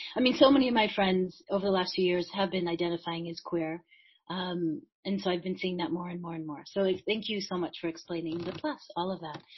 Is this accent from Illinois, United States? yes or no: yes; Chicago, Illinois, United States; I grew up in Chicago